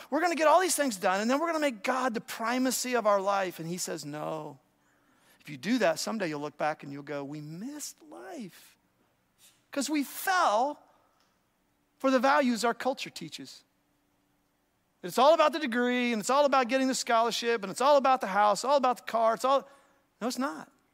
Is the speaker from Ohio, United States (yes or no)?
yes; Ohio, United States; I grew up in Ohio